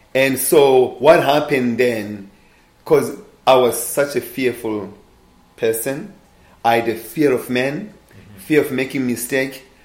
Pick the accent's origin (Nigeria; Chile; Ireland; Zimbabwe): Zimbabwe; born and raised in Zimbabwe